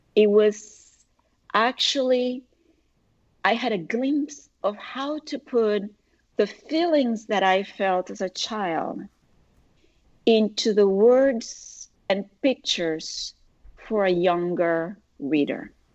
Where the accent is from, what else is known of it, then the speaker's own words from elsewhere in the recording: Puerto Rico; moved away as an adult; now in United States; I was born and raised in Puerto Rico, parents from Argentina, grandmother from Uruguay, married to the son of a Cuban, tons of friends from all over Latin America, and living in the US for the past 40 years